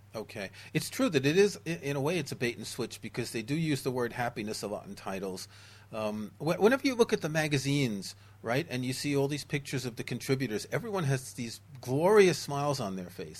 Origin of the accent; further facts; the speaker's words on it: New York City, New York, United States; moved away; I grew up in New York City, where back in the day we would often have a couple feet of snow and very, very hot summers